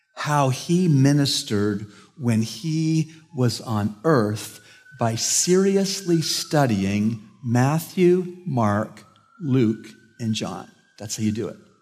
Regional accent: Canada; moved away; I'm from Canada

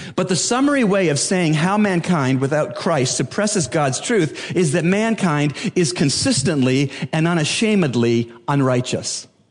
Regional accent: Bahamas

